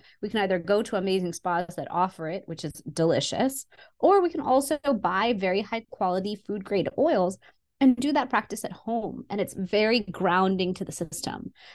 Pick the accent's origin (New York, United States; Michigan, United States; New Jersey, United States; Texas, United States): Texas, United States; Houston; So I was born in Houston, Texas, and I would go to India every single year to see my family